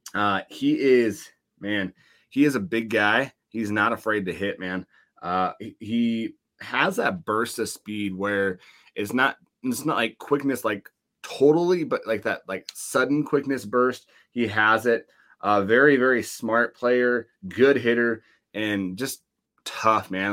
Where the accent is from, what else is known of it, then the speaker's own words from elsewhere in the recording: Laurel, Montana, United States; my hometown of Laurel, Montana